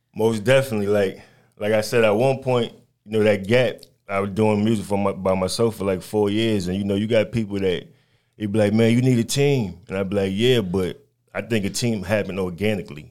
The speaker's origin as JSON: {"language": "English", "town": "New York City", "region": "New York", "country": "United States", "tie": "born or raised there", "also_born_or_lived": "North Carolina / Albany, Georgia", "moved": "yes", "said": "I'm from Brooklyn, New York, born and raised, but I've been down south for a very long time."}